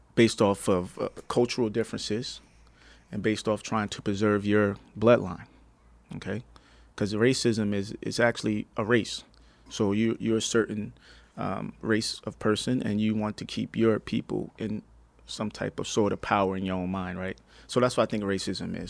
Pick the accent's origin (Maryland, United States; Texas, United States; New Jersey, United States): New Jersey, United States; now in Palm Springs, United States; I'm originally from New Jersey